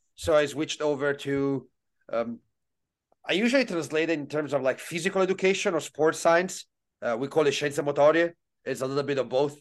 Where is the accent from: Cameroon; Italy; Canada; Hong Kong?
Italy; growing up in Italy, especially uh, in the late '90s, early 2000s